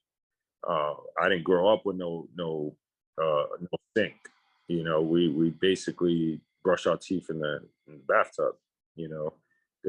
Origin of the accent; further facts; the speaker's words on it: New York City, New York, United States; I'm from New York City, specifically